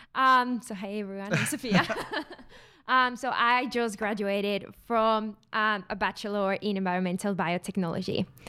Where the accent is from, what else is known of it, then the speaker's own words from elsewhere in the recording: Mexico; now in Australia; I'm not from Australia. I'm from Mexico